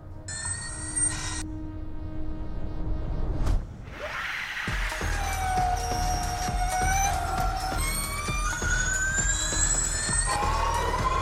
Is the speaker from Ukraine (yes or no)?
no; Australia; also born or lived in Perth; being an Australian